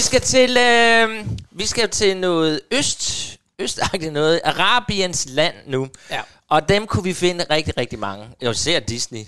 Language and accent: Danish; Hårby, Southern Denmark, Denmark; moved away; jeg kommer jo faktisk nede fra Hårby, Assens